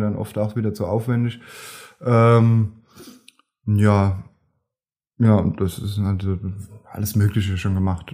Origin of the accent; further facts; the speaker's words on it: Grünstadt, Rhineland-Palatinate, Germany; ich bin aus Grünstadt